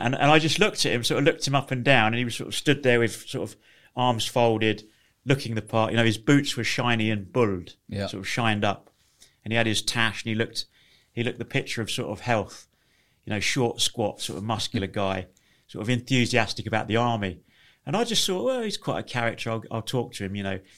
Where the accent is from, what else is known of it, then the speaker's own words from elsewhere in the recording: Leighton Buzzard, East of England, United Kingdom; I grew up in a small town in uh, Leighton Buzzard in Bedfordshire